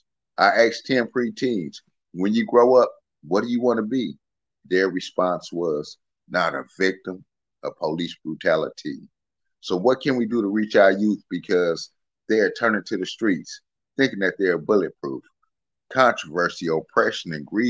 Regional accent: Los Angeles, California, United States; moved away as an adult; now in Port Arthur, United States; I'm from Los Angeles, California

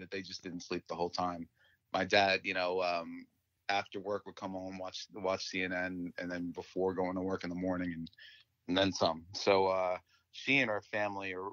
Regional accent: Westfield, New Jersey, United States; I grew up in Westfield, New Jersey

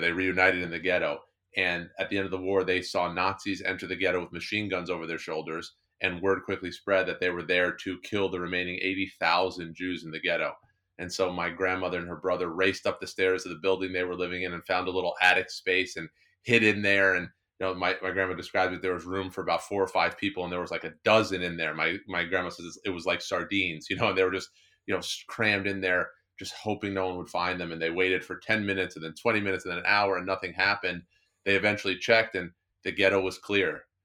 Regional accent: New Jersey, United States; I grew up in New Jersey.

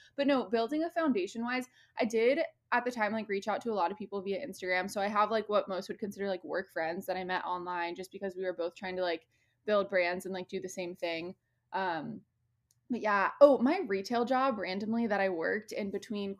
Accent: Midwest, United States; now in Los Angeles, United States; I'm a Midwesterner

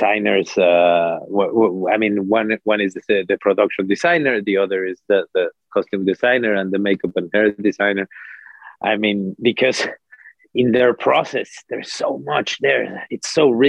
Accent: Mexico; I come from Mexico

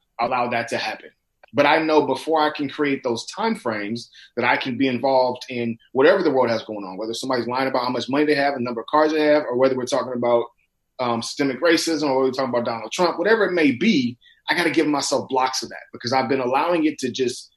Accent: Inglewood, California, United States; living and growing up in Inglewood, California

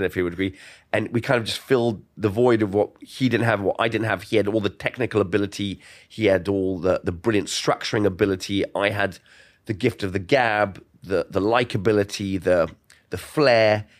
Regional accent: London, United Kingdom; moved away as an adult; also born or lived in New York / Miami; I grew up in Golders Green, London

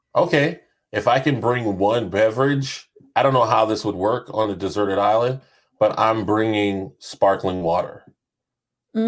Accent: North Charleston, South Carolina, United States; I am from the great state of Charleston, AKA North Charleston, South Carolina

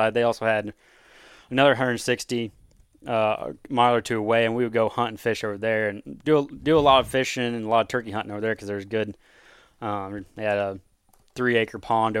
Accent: Osage City, Kansas, United States; Well, I'm born and raised in Kansas from a little farm town, Osage City. If you want to find it, you just go south of Topeka about 30, 40 minutes.

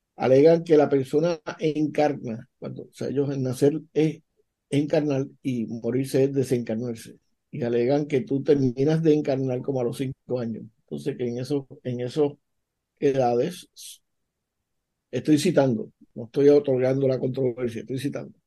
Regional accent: Puerto Rico

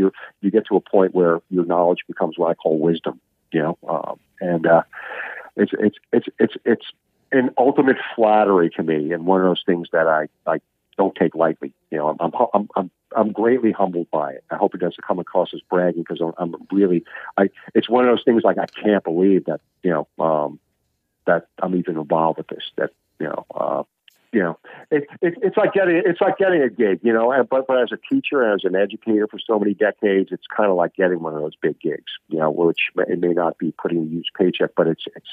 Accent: Long Island, New York, United States; grew up in Long Island

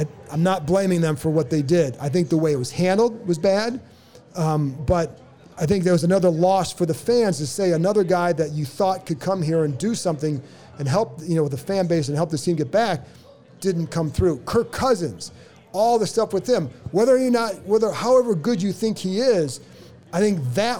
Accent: Cleveland, Ohio, United States; moved away; I come from Cleveland

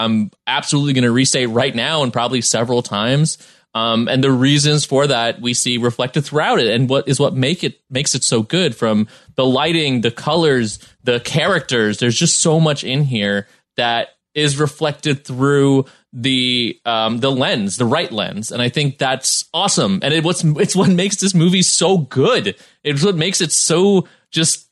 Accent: New York City, New York, United States; now in Los Angeles, United States; growing up in the Bronx and, you know, my family being Caribbean

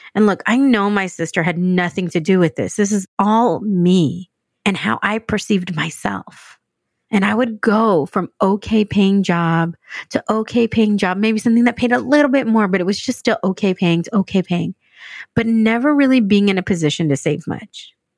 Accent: San Diego, California, United States; moved away as an adult; also born or lived in Dallas / New York City; now in San Diego, United States; I grew up outside of San Diego, in a suburb of San Diego

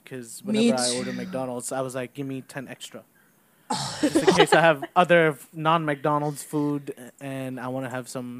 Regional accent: Philippines; moved away; also born or lived in Macau; we're Filipino. It's like, I'm Filipino.

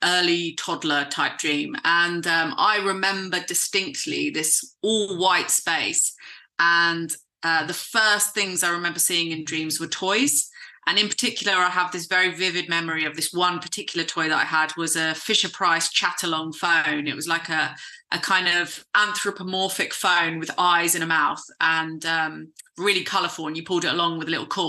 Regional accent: south coast of England, United Kingdom; I've been hosting a lecture club in my hometown. I live on the south coast of England, and I live in a really small town

